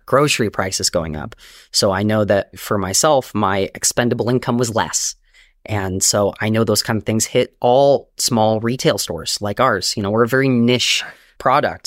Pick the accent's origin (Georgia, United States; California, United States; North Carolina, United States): California, United States; Long Beach; moved away as an adult; also born or lived in Inland Empire, California; now in New York, United States; I grew up in Long Beach, California, where I was born, and I moved to New York, um, twelve years ago